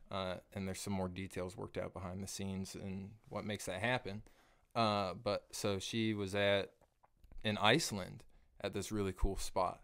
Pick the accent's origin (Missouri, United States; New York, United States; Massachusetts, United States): Missouri, United States; Kearney; moved away as an adult; now in North Kansas City, United States; Born and raised in Kearney, Missouri